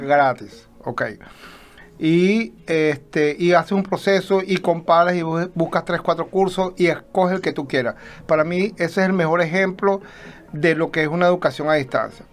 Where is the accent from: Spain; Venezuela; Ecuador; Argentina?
Venezuela; moved away; somos venezolanos, aunque actualmente somos ciudadanos del mundo, ¿no? Estamos regados